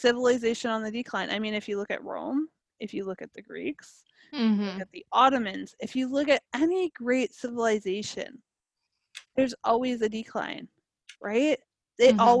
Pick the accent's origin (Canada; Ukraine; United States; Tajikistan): Canada; as a Canadian